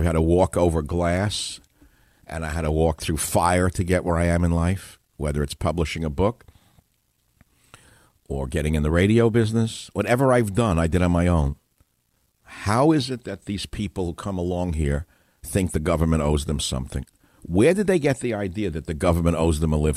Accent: United States; as an American

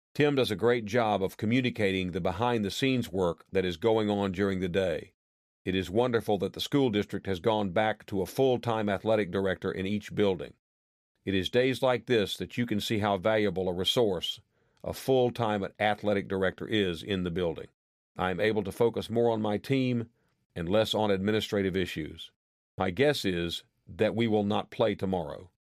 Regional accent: Madison, Wisconsin, United States; I grew up in Madison and went to Madison schools.

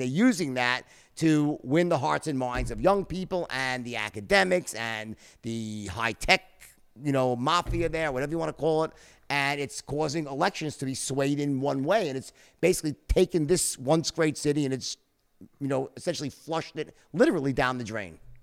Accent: Long Island, New York, United States; when I was very young, we grew up in Long Island, both of us

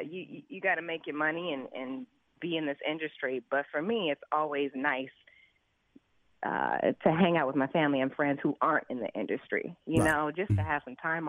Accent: Los Angeles, California, United States; Man, listen, there's not a lot of opportunities for kids in the hood, you know, and I grew up in South L.A., so that was one of my safe places, man

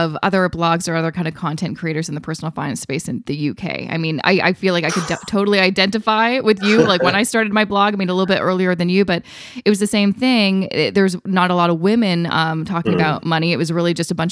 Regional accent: Canada; me being Canadian

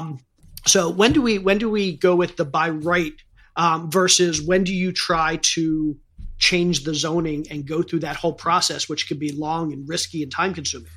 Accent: Maryland, United States; I grew up in Maryland.

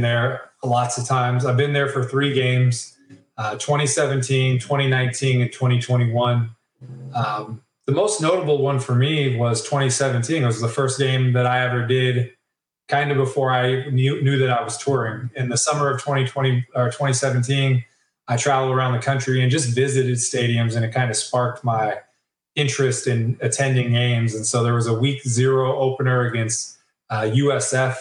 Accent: San Jose, California, United States; I'm gonna be at my hometown

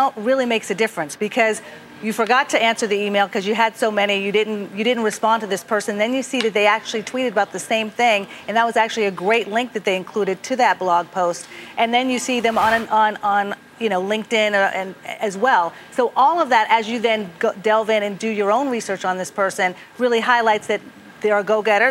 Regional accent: Pittsburgh, Pennsylvania, United States; my hometown of Pittsburgh

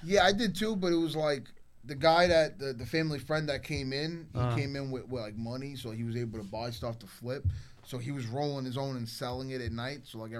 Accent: Brooklyn, New York, United States; also born or lived in Staten Island; now in Florida, United States; I came from Brooklyn.

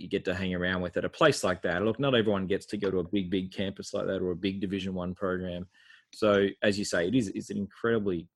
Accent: Australia; being an Aussie

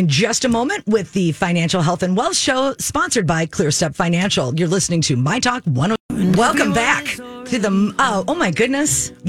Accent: United States; as an American

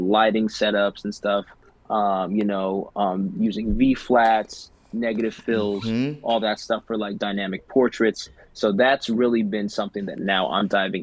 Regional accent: Catskill Mountains, New York, United States; where I grew up in the Catskill Mountains

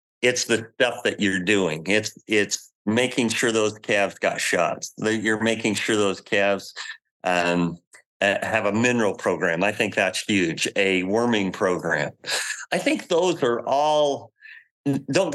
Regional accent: United States

